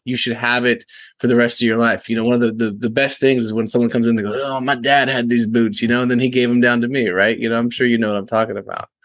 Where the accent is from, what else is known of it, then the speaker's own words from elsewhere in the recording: Texas, United States; also born or lived in San Francisco; I'm from Texas